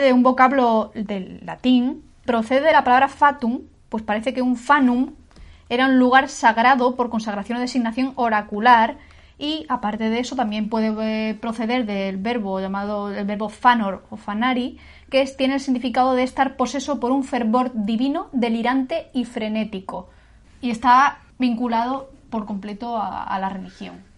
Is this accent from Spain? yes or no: yes; Castilla-La Mancha, Spain; moved away as an adult; now in Granada, Spain; yo soy manchega de nacimiento, sí que es verdad que soy un poco granadina de adopción porque llevo aquí viviendo 19 años casi